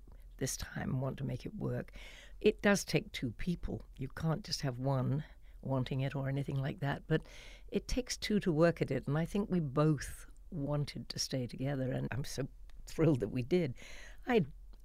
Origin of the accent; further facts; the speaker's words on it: Walton-on-Thames, South East England, United Kingdom; moved away as an adult; also born or lived in Los Angeles; in my hometown in Walton-on-Thames